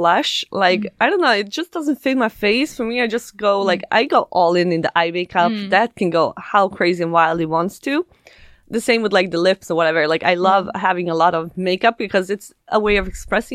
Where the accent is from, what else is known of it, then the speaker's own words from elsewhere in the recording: Sweden; English is a second language; also born or lived in Bosnia and Herzegovina; I was born there, but we moved to Sweden when I was a little baby because of the war